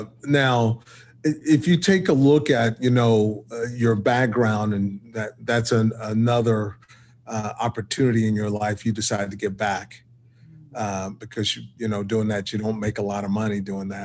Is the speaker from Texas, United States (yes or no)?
yes; Texas, United States; also born or lived in Boston; I'm from Texas, but I lived there a long time ago. In these days is in the 90s. In the early 90s, I lived in the Boston metropolitan area